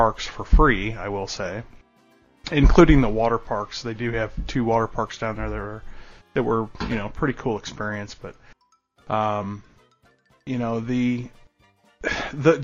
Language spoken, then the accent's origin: English; San Diego, California, United States; moved away; also born or lived in Orlando, Florida; as a kid growing up, I was born in San Diego